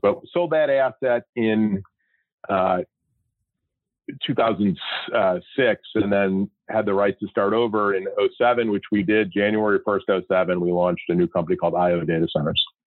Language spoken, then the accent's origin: English; Chicago, Illinois, United States; moved away as an adult; now in Scottsdale, United States; I grew up, born and raised in Chicago